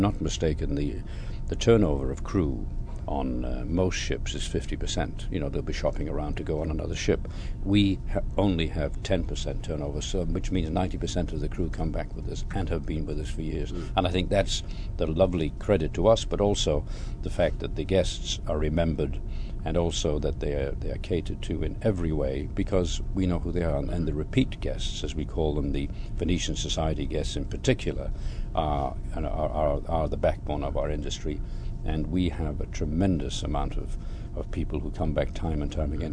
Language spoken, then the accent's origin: English; Lyon, Auvergne-Rhône-Alpes, France; English is a second language; moved away; I'm French. I'm coming from Lyon